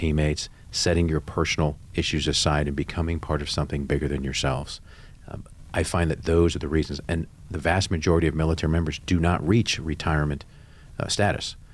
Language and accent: English; California, United States; I grew up playing sports in Southern California, and I was going to be the next shortstop for the Dodgers.